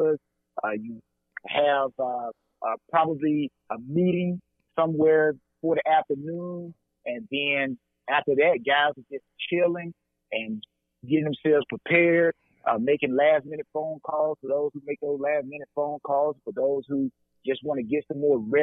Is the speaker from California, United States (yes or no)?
no; LaGrange, Georgia, United States; also born or lived in Atlanta, Georgia; I'm a Georgia native, so I want everybody to understand that. Born and raised in LaGrange, Georgia